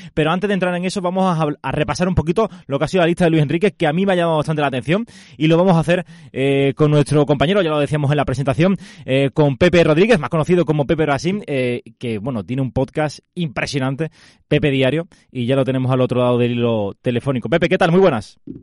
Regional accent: Málaga, Andalusia, Spain; somos aquí, aquí de Málaga

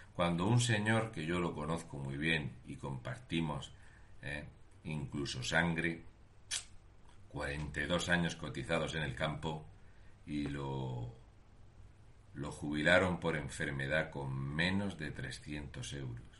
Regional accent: Region of Murcia, Spain; un murciano encabronao

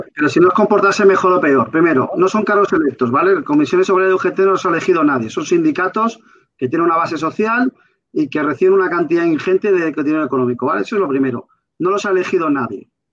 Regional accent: Valencian Community, Spain; Yo como valenciano

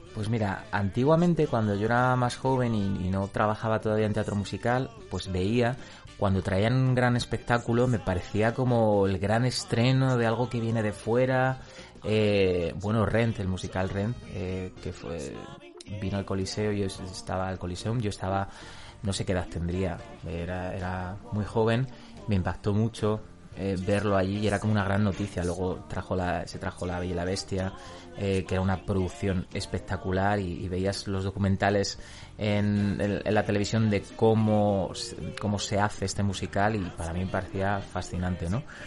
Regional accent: Madrid, Community of Madrid, Spain; Yo soy madrileño

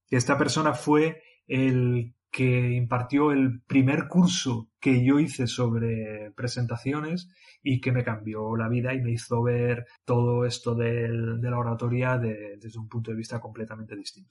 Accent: Mondragón, Basque Country, Spain; yo soy vasco

